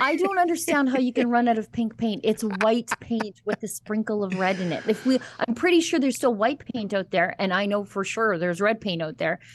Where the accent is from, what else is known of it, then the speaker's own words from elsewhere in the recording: Fort Saskatchewan, Alberta, Canada; I'm from Fort Saskatchewan